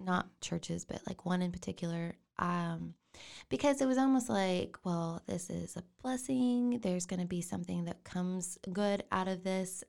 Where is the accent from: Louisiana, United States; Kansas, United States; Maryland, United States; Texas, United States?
Texas, United States; China Spring; also born or lived in Waco, Texas; I was born here in Waco